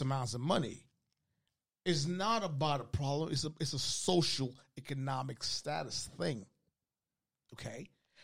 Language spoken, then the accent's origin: English; Kenya; moved away; also born or lived in Spain; Growing up in Kenya